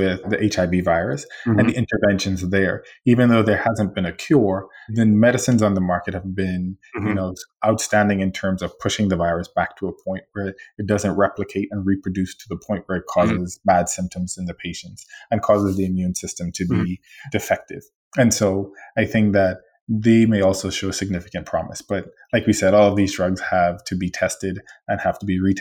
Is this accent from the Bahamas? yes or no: yes; Bahamas; moved away; I'm from the Bahamas, and we are a country that has liberty